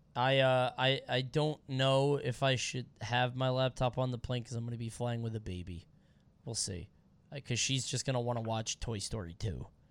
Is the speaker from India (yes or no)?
no; Montego Bay, Saint James, Jamaica; moved away; Montego Bay, baby, where I was born and raised